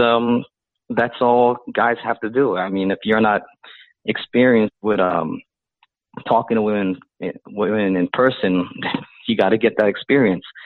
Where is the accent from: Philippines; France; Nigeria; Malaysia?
Philippines; now in United States; I'm Filipino